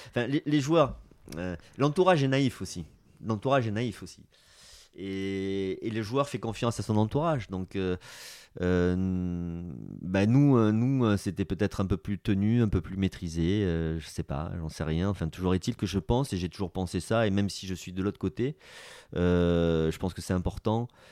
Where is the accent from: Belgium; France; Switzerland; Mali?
France; Basque Country, Nouvelle-Aquitaine; moved away as an adult; also born or lived in Munich, Germany / Bordeaux; je suis basque